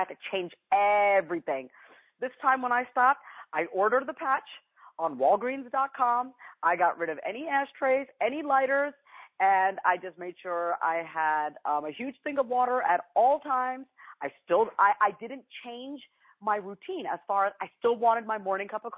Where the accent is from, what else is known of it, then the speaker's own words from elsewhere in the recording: New York, United States; I'm from New York, so I always say you guys, I can't help it